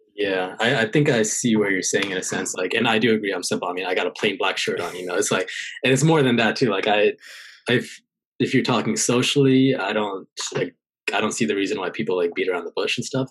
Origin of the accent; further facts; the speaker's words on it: California, United States; moved away as an adult; also born or lived in St. Louis, Missouri / Pennsylvania / North Carolina / South Carolina; I was in California